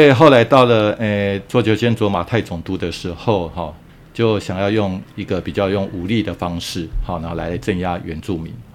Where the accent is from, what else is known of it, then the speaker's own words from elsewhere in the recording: Taiwan; 我们台湾人